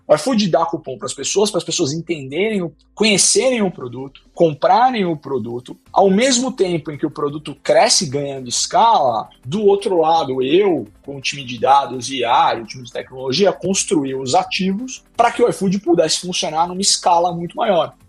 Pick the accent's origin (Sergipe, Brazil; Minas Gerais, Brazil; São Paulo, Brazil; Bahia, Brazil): São Paulo, Brazil; eu sou originalmente da Moca, em São Paulo